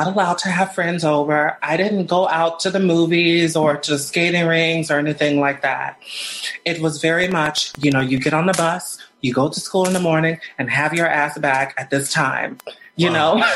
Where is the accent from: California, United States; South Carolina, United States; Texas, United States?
Texas, United States; Sugar Land; also born or lived in Houston, Texas; I'm from Texas. I was born in Houston, Texas, and I grew up in Richmond, Rosenberg, Sugarland